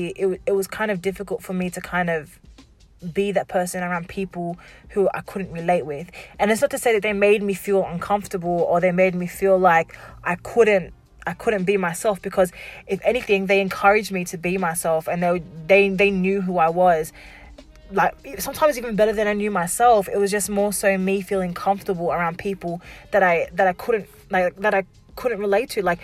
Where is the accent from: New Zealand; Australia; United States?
Australia; Wollongong, New South Wales; also born or lived in Warrawong / Shellharbour / Albion Park; So when I grew up down here in Wollongong, you know, I lived in the, what we like to say, the ghetto of Wollongong, which is, you know, out Warrawong area